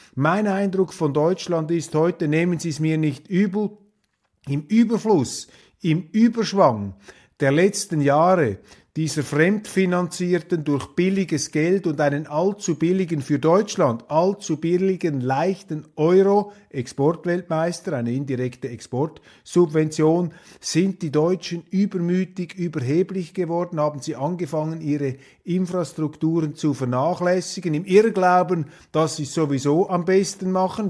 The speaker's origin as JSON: {"language": "German", "country": "Switzerland", "said": "als Schweizer"}